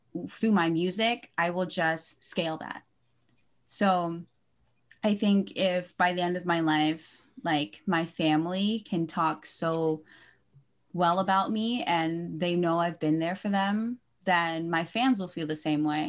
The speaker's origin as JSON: {"language": "English", "town": "Santa Clarita", "region": "California", "country": "United States", "also_born_or_lived": "Philippines", "moved": "yes", "said": "I am originally from here, right here in California, Santa Clarita, and then back in 2009, I moved to the Philippines, and I was living there for the past 10 years"}